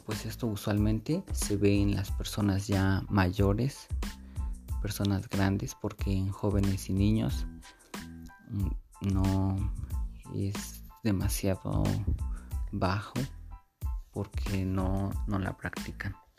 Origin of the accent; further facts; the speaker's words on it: Santiago Matatlán, Oaxaca, Mexico; mi lugar de origen o de mi pueblo de origen llamado Santiago Matatlán